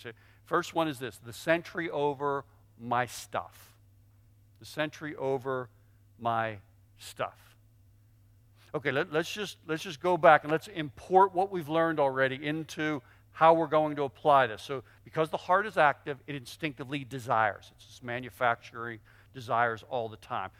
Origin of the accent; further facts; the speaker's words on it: Pittsburgh, Pennsylvania, United States; I grew up in Pittsburgh.